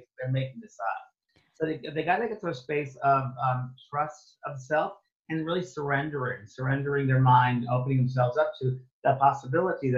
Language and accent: English; New York, United States; moved away as an adult; also born or lived in San Francisco, United States / Los Angeles, United States; I thought I was from New York